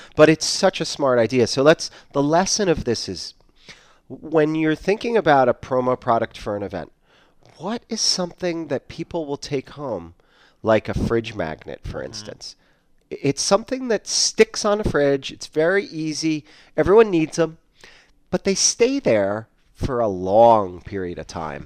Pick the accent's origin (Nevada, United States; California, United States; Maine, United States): Maine, United States; moved away; I grew up in Maine